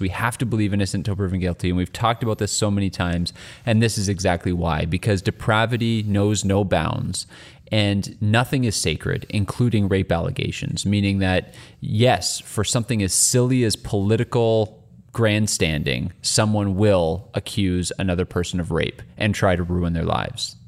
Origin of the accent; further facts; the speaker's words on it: Canada; as a Canadian